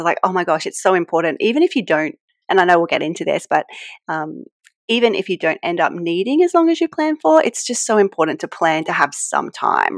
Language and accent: English; New South Wales, Australia; accent: Australian; I live, as you can tell from my accent, I live in Australia. So I'm in a place called the Hunter Valley, which is just outside of Sydney